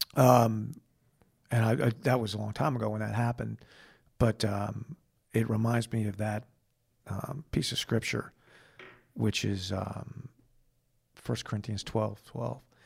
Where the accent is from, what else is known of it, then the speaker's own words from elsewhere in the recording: United States; being an American